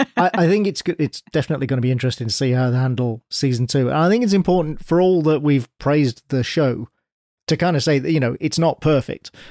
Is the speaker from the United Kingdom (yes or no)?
yes; United Kingdom; as a Brit